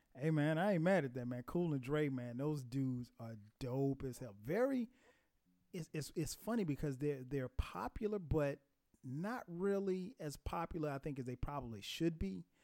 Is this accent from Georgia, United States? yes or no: yes; Atlanta, Georgia, United States; my hometown of Atlanta